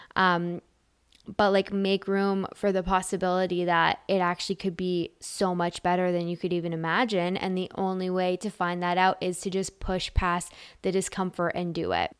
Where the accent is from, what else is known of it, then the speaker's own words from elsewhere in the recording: Canada; I'm Canadian